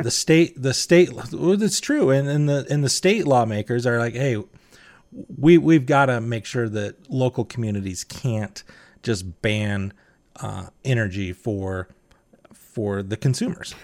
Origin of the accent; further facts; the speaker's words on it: Utah, United States; I'm from Utah